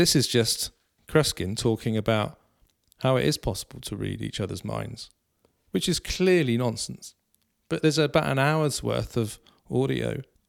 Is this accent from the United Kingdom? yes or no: yes; South West England, United Kingdom; because of my background, because I'm from Cornwall